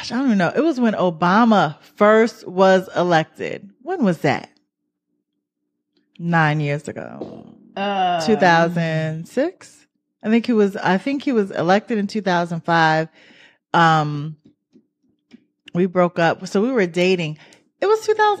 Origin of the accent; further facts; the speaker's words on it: New York, United States; I'm from New York